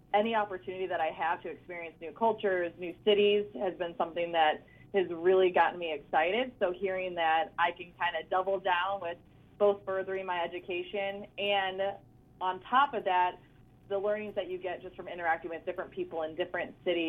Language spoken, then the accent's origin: English; Chicago, Illinois, United States; also born or lived in Tennessee; now in Dallas, United States; I am liking Dallas. It is very hot. I'm originally from Chicago, so my time in Tennessee helped prepare me for the transition down to the true southern heat